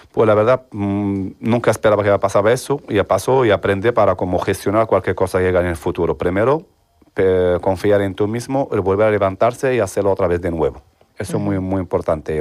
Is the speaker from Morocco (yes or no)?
yes; El Jadida, Casablanca-Settat, Morocco; Spanish is a second language; moved away as an adult; now in Seville, Spain; Vengo de Marruecos, exactamente de El Jadida